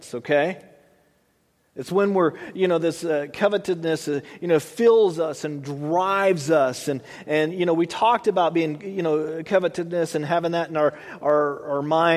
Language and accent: English; United States; I was born here in America